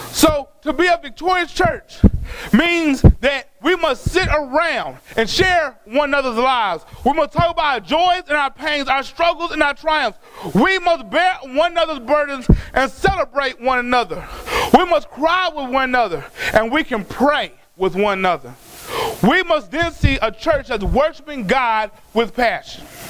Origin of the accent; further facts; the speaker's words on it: Dallas, Texas, United States; I was born in Parkland. That's a government hospital.